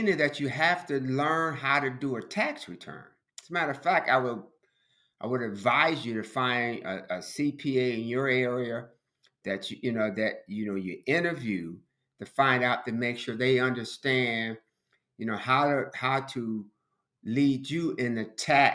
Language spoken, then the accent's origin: English; Chicago, Illinois, United States; growing up in Chicago